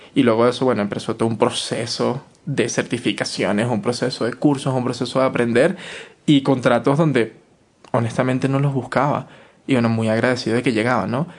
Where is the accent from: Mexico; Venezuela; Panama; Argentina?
Venezuela; Caracas, Capital District; moved away as an adult; now in Quito, Ecuador; yo no salí de mi casa, de Caracas, para vivir, de vivir con mi mamá, para ahora llegar a vivir con mi abuela